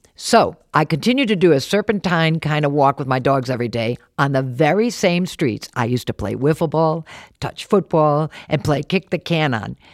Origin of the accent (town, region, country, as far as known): Warwick, Rhode Island, United States; born or raised there; also born or lived in New York City